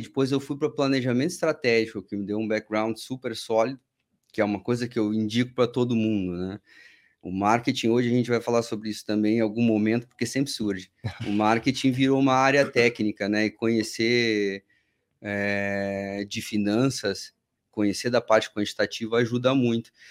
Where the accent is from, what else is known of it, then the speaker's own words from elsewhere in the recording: Porto Alegre, Rio Grande do Sul, Brazil; moved away as an adult; now in São Paulo, Brazil; sou gaúcho, Porto Alegre, estudei administração de empresas na Federal do Rio Grande do Sul